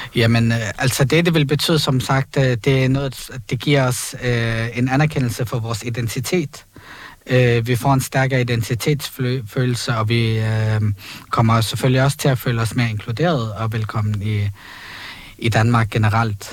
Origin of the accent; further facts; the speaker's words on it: Palestine; now in Copenhagen, Denmark; vi lever under en besættelse øh, som palæstinenser